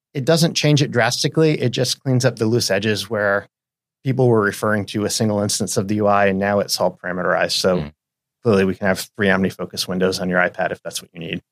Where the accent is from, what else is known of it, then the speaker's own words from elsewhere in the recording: New England, United States; moved away as an adult; now in Seattle, United States; I am from New England.